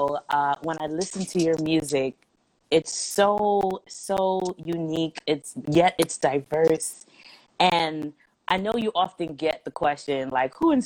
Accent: New York, United States; I'm from New York

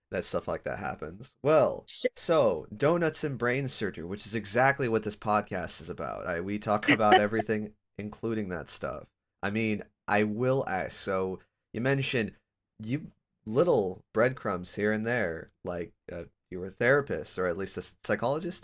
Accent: Sacramento, California, United States; moved away as an adult; now in Portland, United States; I'm originally from Sacramento, and I there I had all the family, the friends. I'm now living in Portland, Oregon

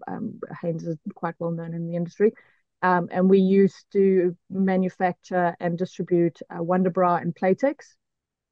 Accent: South Africa; moved away as an adult; now in Auckland, New Zealand; So I'm originally from South Africa. We immigrated to New Zealand 5.5 years ago.

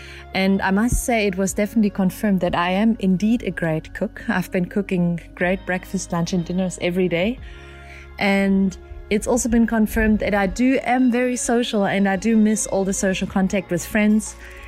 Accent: Germany; moved away as an adult; now in Cape Town, South Africa; I'm a photographer and a journalist. I'm originally from Germany, but I've been living in Cape Town, South Africa for the past 11 years.

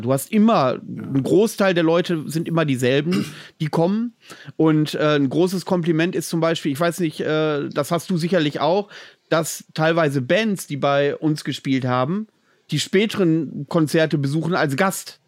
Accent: near Bielefeld, North Rhine-Westphalia, Germany; now in Greifswald, Germany; aus meiner alten Heimat, aus der Nähe von Bielefeld

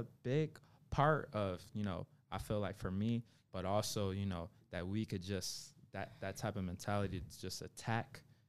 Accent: Memphis, Tennessee, United States; born there; I was born in Memphis.

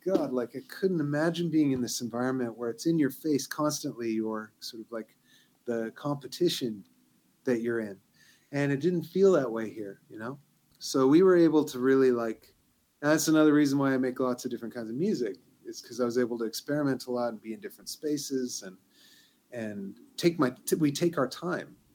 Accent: Vancouver, British Columbia, Canada; moved away as an adult; now in Montreal, Canada; I'm from Vancouver originally and I've lived here for 15 years or so.

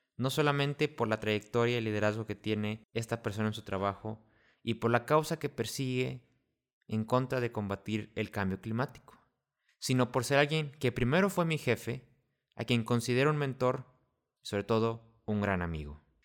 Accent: Tampico, Tamaulipas, Mexico; yo soy de Tampico, entonces también ahí somos costa.

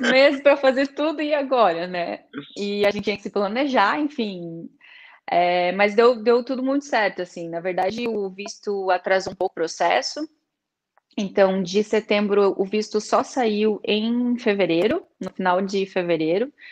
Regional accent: Joinville, Santa Catarina, Brazil; moved away as an adult; now in Braga, Portugal; eu sou do sul do Brasil, de Joinville, de Santa Catarina, uma cidade mais interior, assim, é, estou em Portugal há um ano

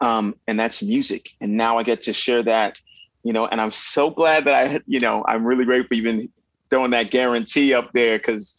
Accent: Miami, Florida, United States; also born or lived in Winnipeg, Manitoba, Canada; where I grew up in Miami, Florida, where hip hop and salsa, merengue, and R&B was the name of the game.

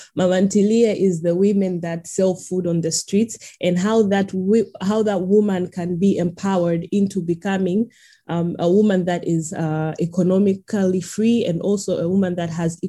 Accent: Dar es Salaam, Tanzania; because I'm from Tanzania, Dar es Salaam

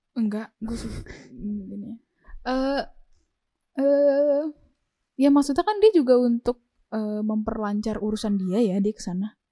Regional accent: Indonesia

